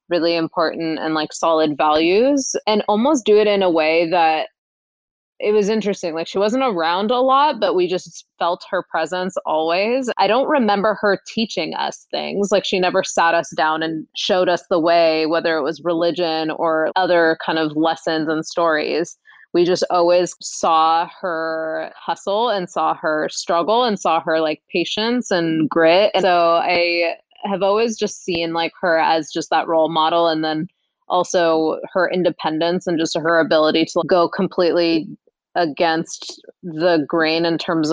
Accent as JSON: {"language": "English", "town": "Seattle", "region": "Washington", "country": "United States", "tie": "born or raised there", "moved": "as an adult", "lives_now": "Bay Area, United States", "said": "Born and raised in Seattle, Washington, and recently moved to the Bay Area about like 2.5 years ago"}